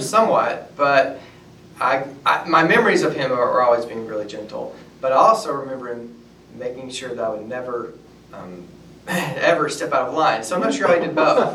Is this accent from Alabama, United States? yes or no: yes; North Alabama, United States; moved away as an adult; also born or lived in Tuscaloosa, Alabama; I grew up in North Alabama